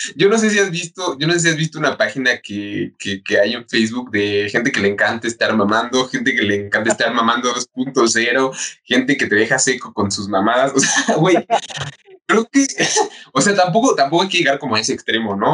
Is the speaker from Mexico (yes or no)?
yes; Mexico; como mexicanos o como pueblo mexicano